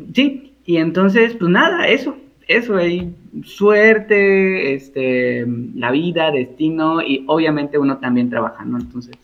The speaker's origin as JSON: {"language": "Spanish", "region": "Veracruz", "country": "Mexico", "also_born_or_lived": "Mexico City", "moved": "as an adult", "said": "Yo soy veracruzano, soy jarocho y egresado orgullosamente de la Universidad Veracruzana"}